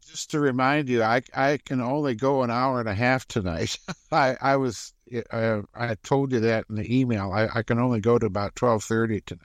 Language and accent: English; South Dakota, United States; I grew up in South Dakota